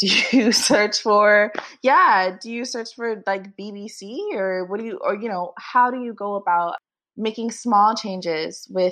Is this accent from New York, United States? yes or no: yes; New York City, New York, United States; I grew up in New York City, city that never sleeps